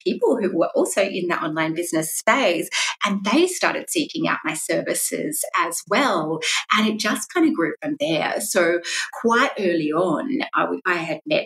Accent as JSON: {"language": "English", "region": "South Australia", "country": "Australia", "moved": "as an adult", "lives_now": "Melbourne, Australia", "said": "I'm from South Australia originally"}